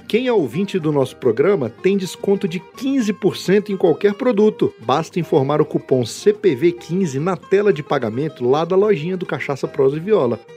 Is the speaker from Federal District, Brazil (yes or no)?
yes; Brasília, Federal District, Brazil; eu não sou de Minas, sou de Brasília, mas minha família por parte de mãe é de Minas